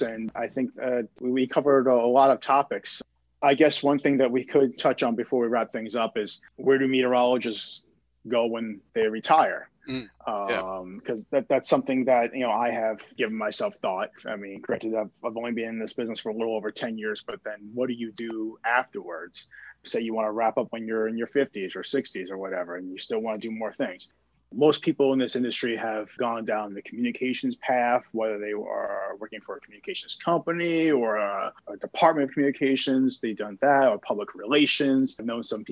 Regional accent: New York City, New York, United States; now in Houston, United States; I'm from New York City, so right. I am a Yankee fan.

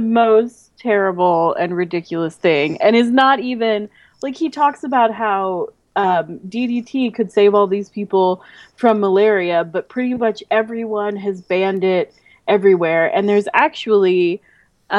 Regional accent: Midwest, United States; I'm from the Midwest

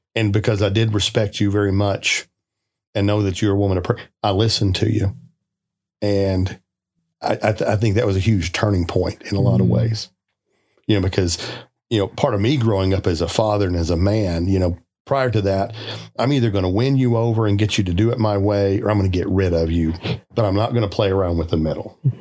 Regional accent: South Arkansas, United States; moved away; I'm from South Arkansas, like you, Steve

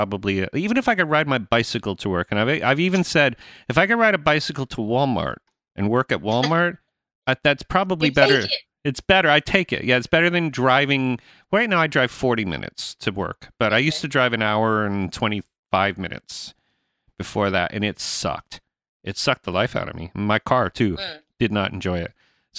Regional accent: Canada; Well, I am Canadian.

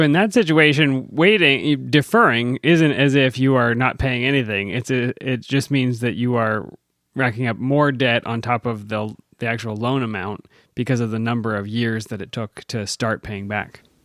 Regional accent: Pennsylvania, United States; Growing up in Pennsylvania

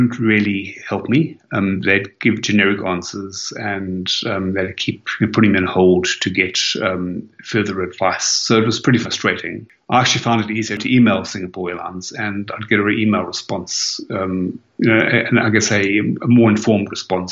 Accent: South Africa; now in Melbourne, Australia; I'm originally South African, and I do try to go back to Cape Town every year.

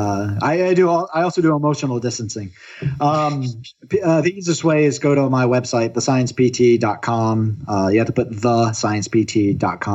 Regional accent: Florida, United States; now in Oregon, United States; I'm originally from Florida where it's very, very humid

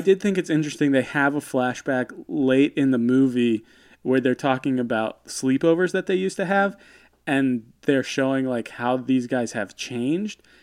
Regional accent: United States; growing up in America in the nineties

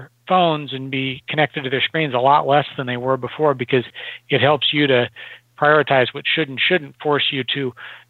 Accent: Nebraska, United States; I grew up in Nebraska in the Midwest

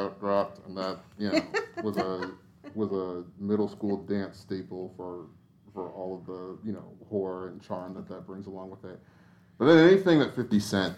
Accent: Woodbridge, Virginia, United States; now in Nashville, United States; I grew up in Woodbridge, Virginia

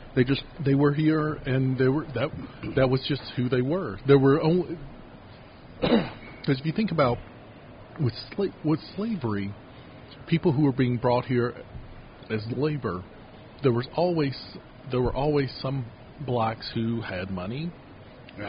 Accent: Kentucky, United States; now in Utah, United States; the county I grew up in mostly in town I grew up in in Kentucky

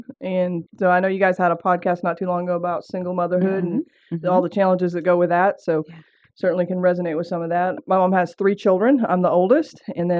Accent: Seattle, Washington, United States; accent: southern twang; I grew up actually in Seattle, Washington, and some of you are going to pick up on that southern twang. I don't know what happened. I moved to the South, started drinking sweet tea and eating okra, and the next thing you know, I had a twang.

